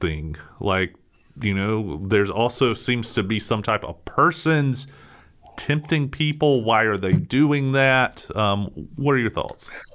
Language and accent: English; United States; American Christians